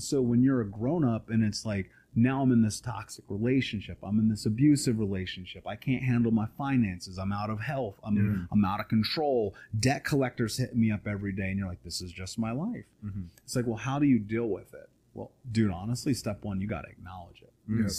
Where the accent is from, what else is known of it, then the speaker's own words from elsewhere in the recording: Indianapolis, Indiana, United States; I grew up in Indianapolis.